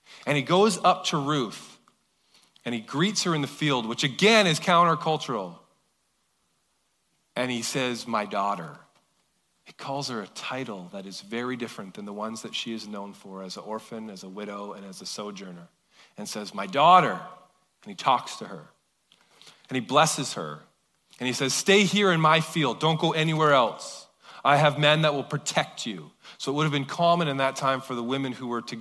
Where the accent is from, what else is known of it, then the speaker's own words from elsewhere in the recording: Kelowna, British Columbia, Canada; moved away; I never grew up in Surrey, I grew up in Kelowna